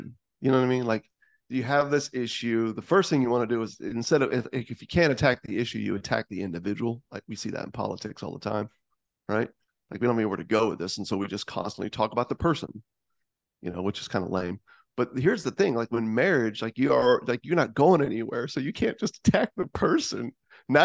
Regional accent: Tampa, Florida, United States; I grew up in the Tampa Bay area, but it is south, and I do come from a very southern family

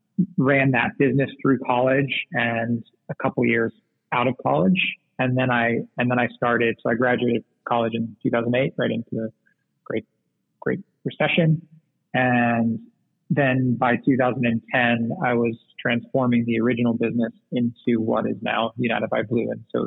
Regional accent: Singapore; So growing up in Southeast Asia, which is obviously a small island nation in the tropics, I was really into fish

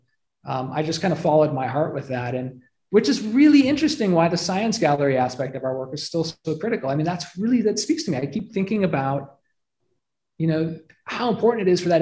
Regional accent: Detroit, Michigan, United States; also born or lived in Flint area, Michigan; I grew up in Metro Detroit, but my dad worked for the government and he got transferred up to Flint and we lived in a small town

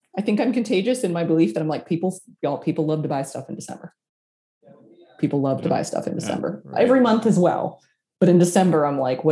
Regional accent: Austin, Texas, United States; Austin, Texas, my hometown

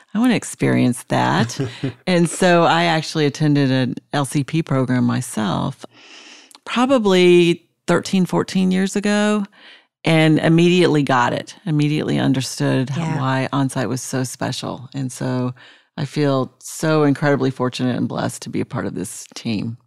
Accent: Jackson Hole, Wyoming, United States; moved away as an adult; also born or lived in Colorado / Providence, Rhode Island / Atlanta, Georgia; now in Nashville, United States; I was born in Nashville and grew up in Jackson Hole, Wyoming. Went to high school there.

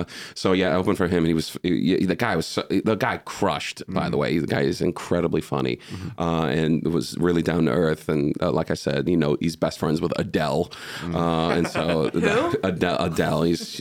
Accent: United States; See, I'm American, so I don't know anything about British culture.

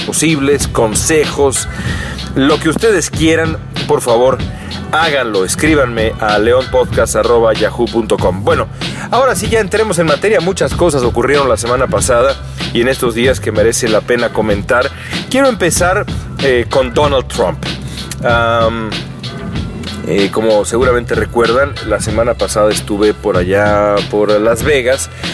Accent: Mexico; moved away as an adult; now in Los Angeles, United States; he vivido toda mi vida en, en México

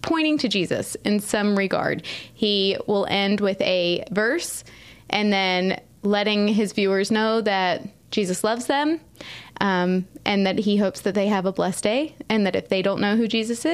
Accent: Southeast, United States; moved away; I grew up in the Southeast, mobile

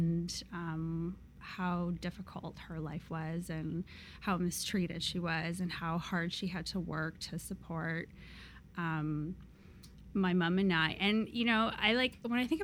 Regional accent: Seattle, Washington, United States; also born or lived in Vladivostok, Russia; I was born in Vladivostok, which is super far east. It's like on the Sea of Japan, and it borders like China. So I was born there, and when I was like 5 or so, we actually left and immigrated to the United States. So I actually grew up in Seattle

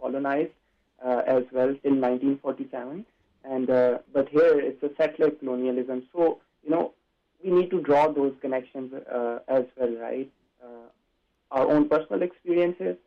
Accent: Pakistan; moved away as an adult; now in Canada; I am an international student. So I grew up in Pakistan

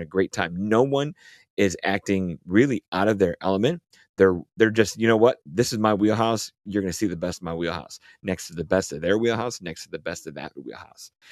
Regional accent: Chicago, Illinois, United States; I'm Chicagoan

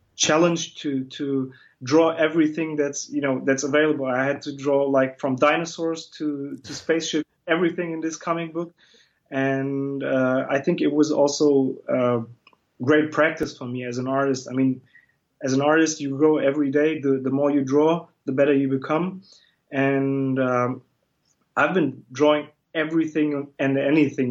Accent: Germany; also born or lived in Batman, Turkey; I was born in Turkey, but I'm Kurdish, and um, but I grew up in Germany. I came, you know, I came with my family in uh, 1985

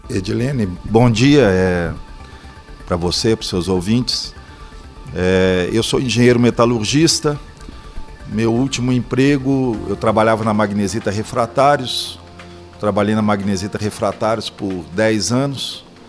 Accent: Belo Horizonte, Minas Gerais, Brazil; sou natural de Belo Horizonte

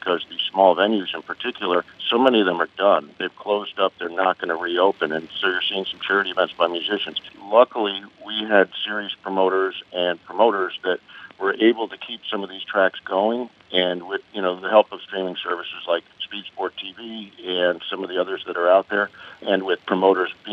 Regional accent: Northeast, United States; I grew up in the Northeast

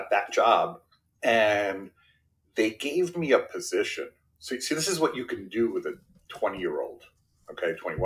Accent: New York City, New York, United States; first language Spanish; English is a second language; I grew up in Brooklyn, New York, in a blue collar house

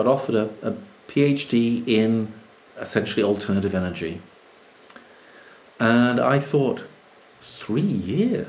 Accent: Jamaica; now in United Kingdom; I grew up in Jamaica

